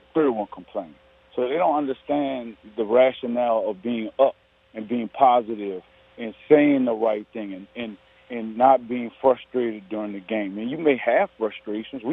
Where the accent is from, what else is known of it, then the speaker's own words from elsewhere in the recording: New Orleans, Louisiana, United States; I'm from New Orleans